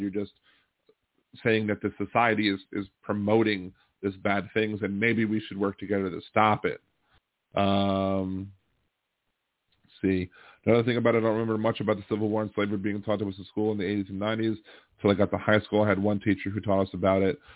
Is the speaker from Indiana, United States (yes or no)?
no; Maryland, United States; now in Louisiana, United States; I'm from Maryland